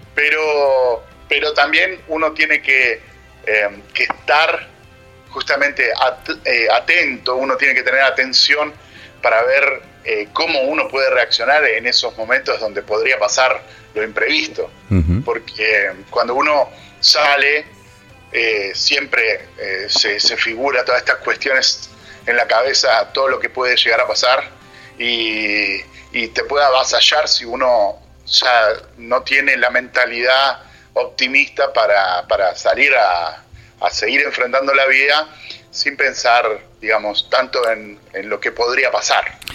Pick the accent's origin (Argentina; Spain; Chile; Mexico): Argentina; moved away as an adult; also born or lived in Trento, Italy / England; soy argentino